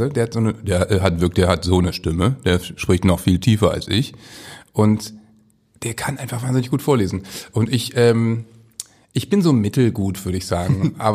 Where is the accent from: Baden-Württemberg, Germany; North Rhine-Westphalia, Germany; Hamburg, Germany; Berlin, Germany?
Hamburg, Germany; als Hamburger sowieso …